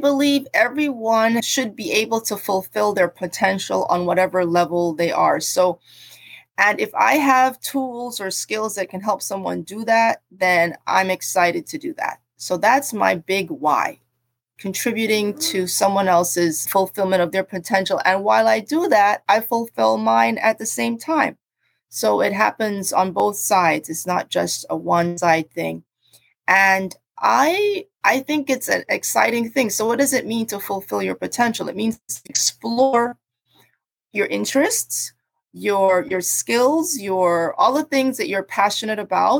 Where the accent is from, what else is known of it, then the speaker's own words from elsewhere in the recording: Jamaica; also born or lived in Cambridge, England / New Jersey, United States; I was born in Cambridge, and so I have an affinity for having a multicultural background, and all those things have come to bear on me deciding to end up where I am now. My family is originally from Jamaica, and I grew up in Jamaica and in the US, in New Jersey.